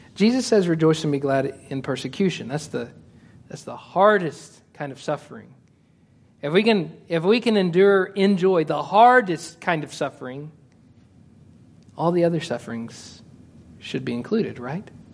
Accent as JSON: {"language": "English", "country": "United States", "said": "I'm American."}